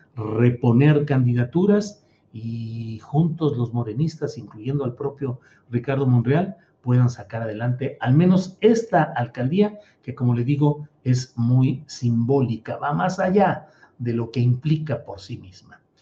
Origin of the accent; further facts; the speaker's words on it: San Luis Potosí, Mexico; also born or lived in Torreón, Coahuila / Mexico City; now in Zapopan, Mexico; soy de Torreón, Coahuila, crecí en San Luis Potosí